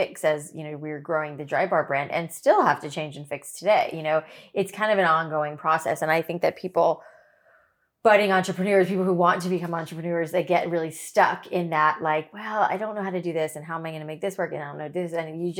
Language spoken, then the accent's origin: English; Boca Raton, Florida, United States; Boca is where I grew up.